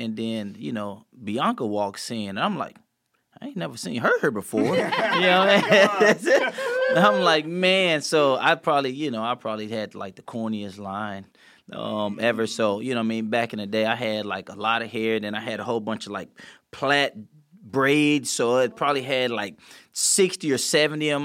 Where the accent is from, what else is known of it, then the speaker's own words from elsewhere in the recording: St. Louis, Missouri, United States; we grew up in St. Louis, and we grew up in the city of it. And so it was, like, it was tough growing up there